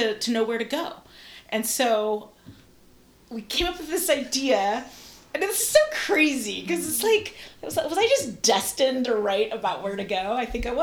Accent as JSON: {"language": "English", "town": "San Mateo", "region": "California", "country": "United States", "tie": "born or raised there", "also_born_or_lived": "Italy / Los Angeles", "said": "I grew up in San Mateo"}